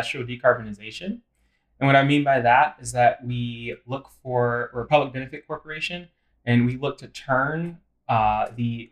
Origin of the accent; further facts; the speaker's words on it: Western Pennsylvania, United States; moved away as an adult; also born or lived in Memphis, Tennessee; I'm actually originally from Western Pennsylvania.